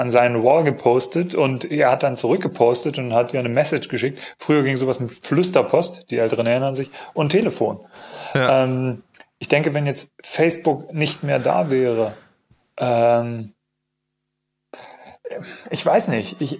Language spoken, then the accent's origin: German; East Germany, Germany; Ich komme aus dem Osten. Ähm, Entschuldigung, ich komme auch aus dem Osten.